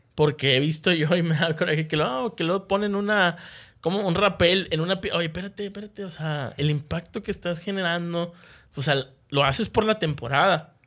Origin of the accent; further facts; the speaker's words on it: Monterrey, Nuevo León, Mexico; como sociedad de aquí de, Nuevo León, como regios